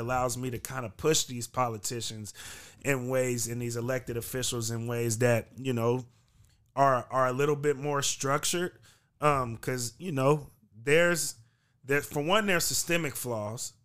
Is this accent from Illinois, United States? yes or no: no; Bay Area, California, United States; moved away as an adult; now in Portland, United States; I'm from the Bay Area